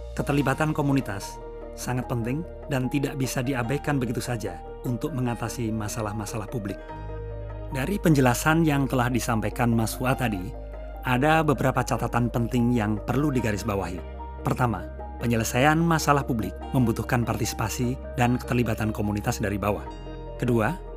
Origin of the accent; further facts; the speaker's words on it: Yogyakarta, Special Region of Yogyakarta, Indonesia; kita warga Yogyakarta